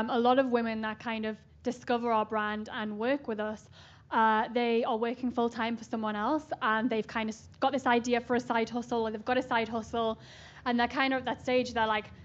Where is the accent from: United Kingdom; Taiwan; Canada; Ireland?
United Kingdom; Newcastle upon Tyne, North East England; I'm from Newcastle, right near Scotland in the UK.